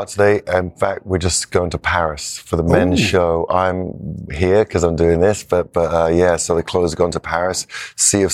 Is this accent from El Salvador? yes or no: no; England, United Kingdom; moved away; an English guy